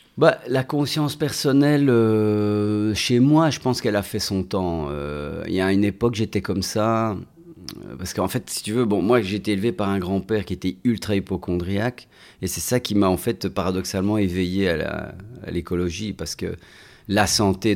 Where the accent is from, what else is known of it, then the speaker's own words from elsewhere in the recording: Belgium; je suis né, j'ai grandi en Belgique